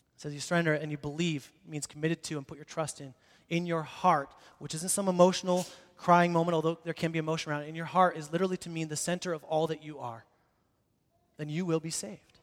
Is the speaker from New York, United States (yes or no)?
no; Boise, Idaho, United States; I grew up in Boise, downtown here, and so I went to the same school, Longfellow Elementary, then North Junior High, and then Boise High School